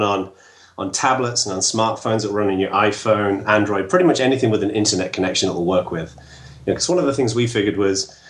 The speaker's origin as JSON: {"language": "English", "region": "England", "country": "United Kingdom", "moved": "as an adult", "lives_now": "United States", "said": "I'm English. And I moved over to the U.S. Just under 5 years ago."}